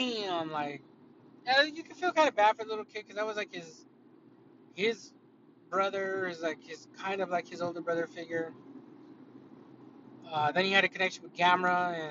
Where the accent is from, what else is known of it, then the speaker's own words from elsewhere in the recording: United States; I'm an American